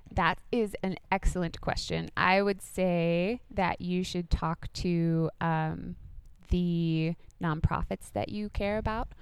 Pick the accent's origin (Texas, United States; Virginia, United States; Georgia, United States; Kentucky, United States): Virginia, United States; Laurel Fork; I grew up like right above North Carolina, so just up on the plateau